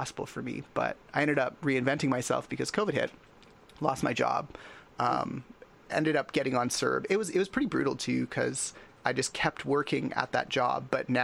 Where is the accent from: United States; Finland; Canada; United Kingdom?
Canada; as a Canadian